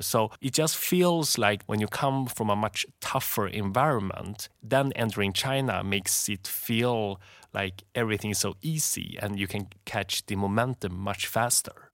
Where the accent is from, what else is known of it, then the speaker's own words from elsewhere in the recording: Sweden; moved away; I grew up in Sweden